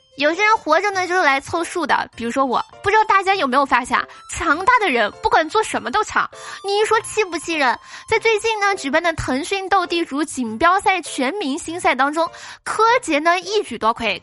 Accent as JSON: {"language": "Chinese", "region": "southern China", "country": "China", "said": "我作为一个南方人"}